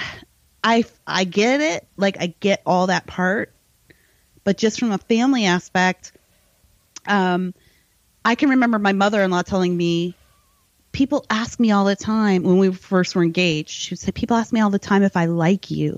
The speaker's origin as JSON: {"language": "English", "country": "United States", "said": "we're American"}